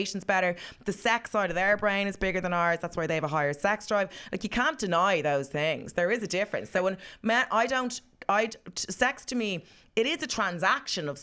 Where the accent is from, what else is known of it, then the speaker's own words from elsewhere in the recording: Ireland; we're Irish, we're kind of conservative a bit